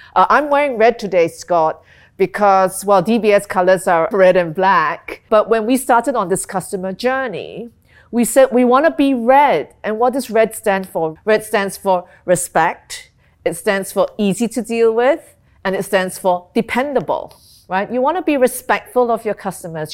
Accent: Singapore; moved away as an adult; also born or lived in London / Hong Kong / Tokyo; I'm Singaporean, um, but I've, I've spent a lot of my working life overseas

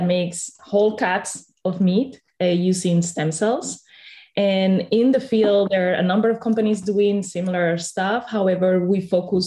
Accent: Spain; I come from Spain

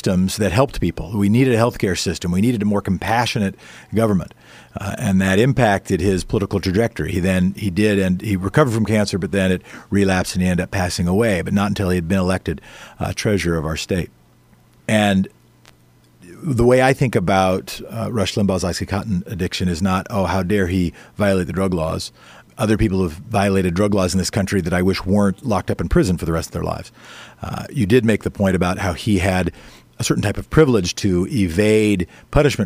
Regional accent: Oregon, United States; in my home state, you know, Portland votes differently than other parts of the state.

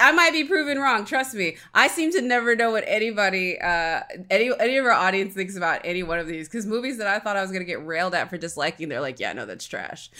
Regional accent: Alabama, United States; I grew up in Alabama

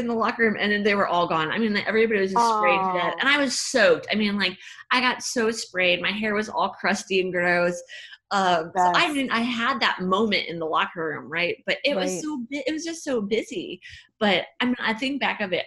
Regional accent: Fort Wayne, Indiana, United States; moved away as an adult; now in Dallas, United States; I'm from Indiana

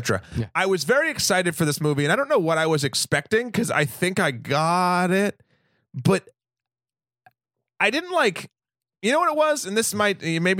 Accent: New England, United States; in a room, not a rum, because I'm from New England.

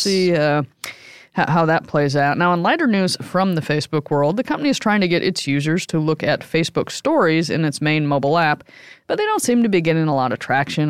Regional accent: Midwest, United States; I grew up in the Midwest

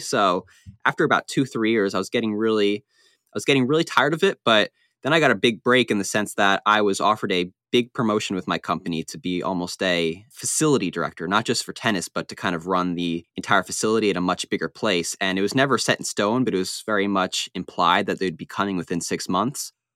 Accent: Long Island, New York, United States; I was born, yeah, I was born and raised there my entire life

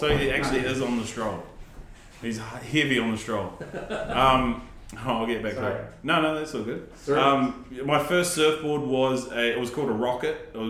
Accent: Raglan, Waikato, New Zealand; growing up in Raglan

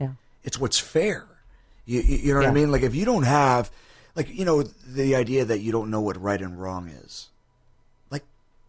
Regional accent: New York City, New York, United States; Listen, I'm from the Bronx.

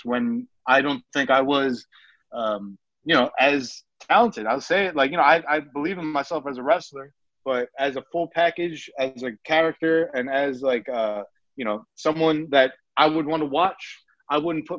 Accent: New York, United States; accent: New York; my New York accent

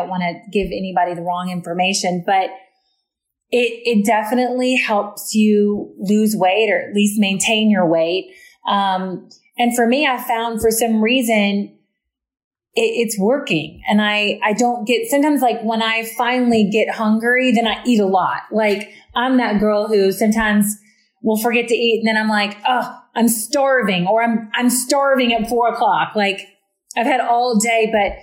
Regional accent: the South, United States; I'm from the South.

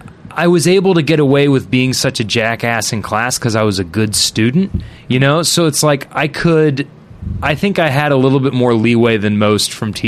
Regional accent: Fairfield, Connecticut, United States; I grew up in a town called Fairfield, which is not far from New York, but far enough that it doesn't feel like it has any culture.

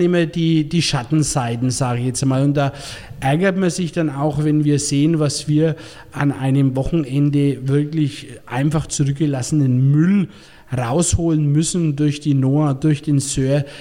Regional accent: Bavaria, Germany; als Bayer

